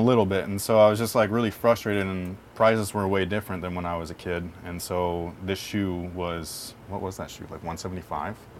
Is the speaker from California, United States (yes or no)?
yes; San Jose, California, United States; also born or lived in North Bay; back to my hometown area, which is like Sunnyvale, San Jose area.